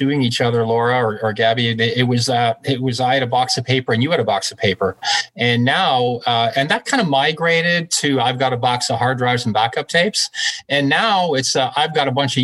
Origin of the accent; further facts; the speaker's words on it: Glasgow, Scotland, United Kingdom; also born or lived in Canada; now in Toronto, Canada; I was actually born in Glasgow, Scotland.